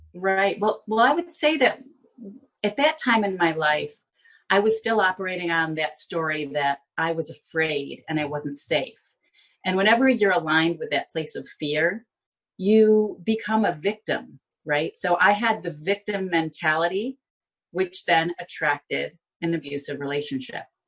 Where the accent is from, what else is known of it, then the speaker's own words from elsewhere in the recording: Binghamton, New York, United States; now in Florida, United States; I was born and raised in Binghamton